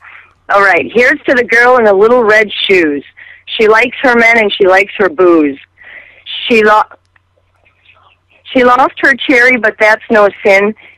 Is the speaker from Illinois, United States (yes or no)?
no; Door County, Wisconsin, United States; also born or lived in Pompano Beach, Florida; now in Los Angeles, United States; I was born in Pompano Beach, Florida, and I was raised in Wisconsin, Door County, Wisconsin.